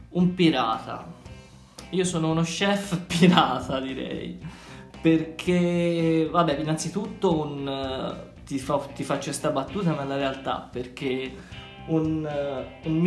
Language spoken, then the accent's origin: Italian; Tuscany, Italy